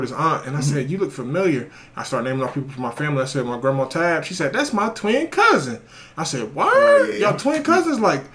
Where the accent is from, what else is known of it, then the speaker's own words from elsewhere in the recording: Columbus, Ohio, United States; I'm Southside Columbus, Ohio. I grew up on Fairwood and Whittier.